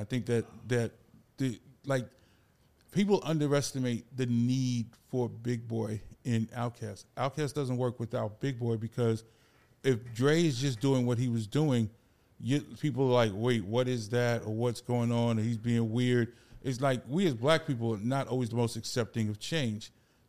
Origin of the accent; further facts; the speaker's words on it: New York City, New York, United States; Me, I'm from the Bronx, New York.